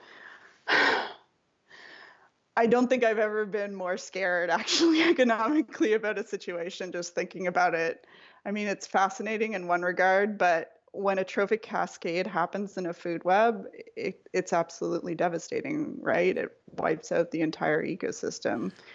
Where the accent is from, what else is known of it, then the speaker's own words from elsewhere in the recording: Nova Scotia, Canada; moved away as an adult; now in Sacramento, United States; grew up in a pretty small province called Nova Scotia.